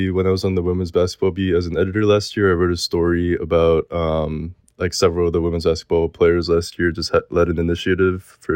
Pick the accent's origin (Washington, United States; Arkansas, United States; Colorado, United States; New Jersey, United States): New Jersey, United States; Princeton; moved away as an adult; now in Los Angeles, United States; Princeton is my hometown team.